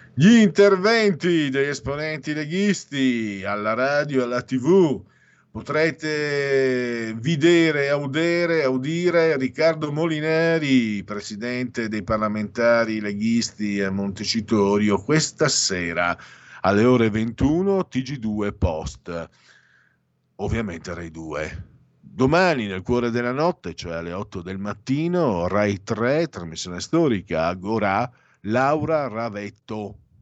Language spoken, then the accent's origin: Italian; Veneto, Italy; accent: Venetian; noi veneti